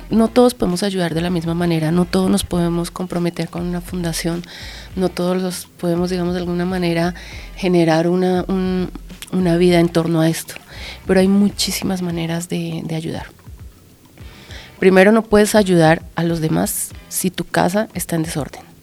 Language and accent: Spanish; Colombia; Sin embargo, yo soy de Colombia. Eh, y el tema del maltrato animal era muy cercano, o sea, se veía mucho más en Venezuela o hacia esa zona.